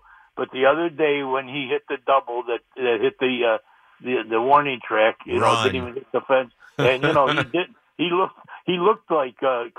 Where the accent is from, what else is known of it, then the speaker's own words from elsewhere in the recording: Rochester, New York, United States; now in Tennessee, United States; when … was played here in Rochester, I'm in Tennessee actually, but you know, I'm from Rochester.